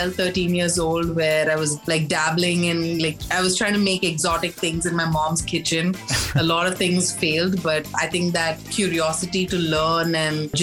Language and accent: English; Mumbai, Maharashtra, India; also born or lived in Chennai; I grew up in Mumbai, but my native place is Chennai. So every year for summer vacation was in Chennai